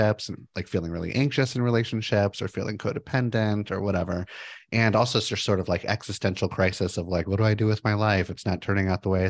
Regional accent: Los Angeles, California, United States; moved away as an adult; now in Portland, United States; I grew up in Los Angeles, moved to Portland in 2005

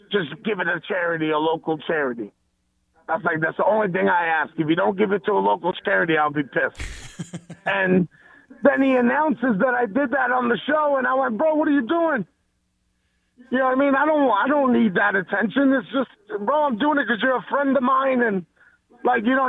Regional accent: New York, United States; growing up in New York

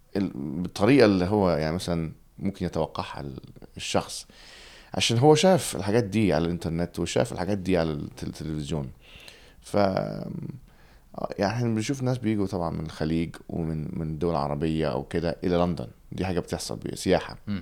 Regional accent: England, United Kingdom; Arabic is a second language; also born or lived in Alexandria, Egypt; now in London, United Kingdom; انا اتولدت في, في انجلترا

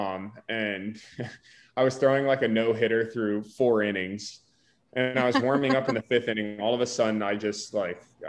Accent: Winter Haven, Florida, United States; We grew up in Central Florida, like I said, in Winter Haven

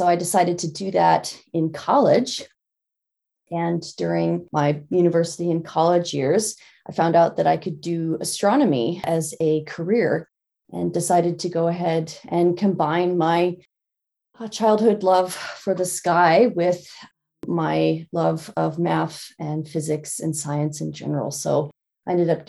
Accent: Lincoln, Nebraska, United States; I grew up in Lincoln, Nebraska, which is in the middle of the United States

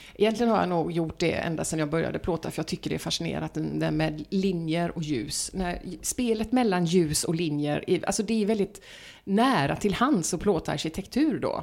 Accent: Östergötland, Sweden; now in Gothenburg, Sweden; min barndom i eh, södra Östergötland

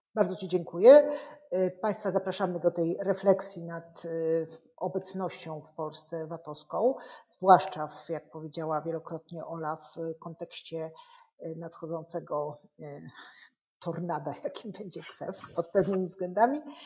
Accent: Kraków, Lesser Poland, Poland; ja jestem z byłej stolicy Polski

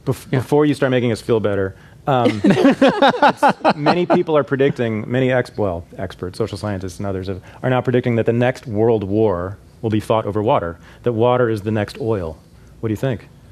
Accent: Bay Area, California, United States; a native Californian, born and raised in the Bay Area

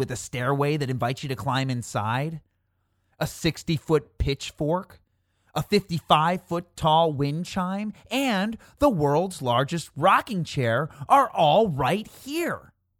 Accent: near Chicago, Illinois, United States; the commercials for Michigan tourism that I used to see on TV growing up near Chicago.

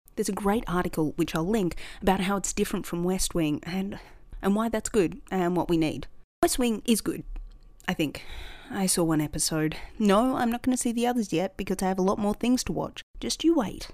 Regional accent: Australia; In Australia, we're not really big on people boasting

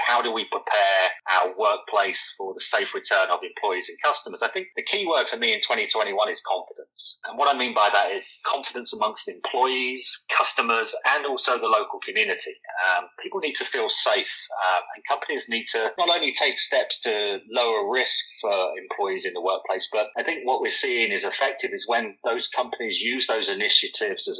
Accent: London, United Kingdom; moved away as an adult; also born or lived in New York, United States; now in Alpharetta, United States; listeners can probably tell from my accent that I'm not really not from Georgia. I'm not from the US originally. I'm a Londoner.

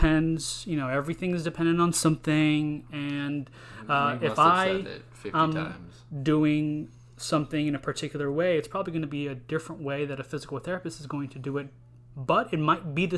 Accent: Houston, Texas, United States; I'm from Houston, Texas.

